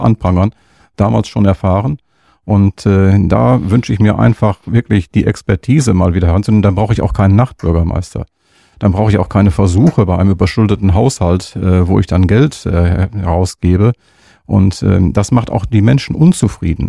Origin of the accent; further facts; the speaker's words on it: Münster, North Rhine-Westphalia, Germany; dass wir wirklich gebürtige Münsteraner sind